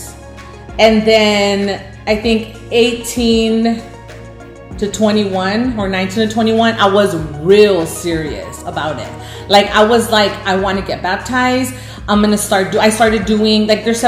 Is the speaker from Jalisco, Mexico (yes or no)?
no; Reynosa, Tamaulipas, Mexico; I was born in Reynosa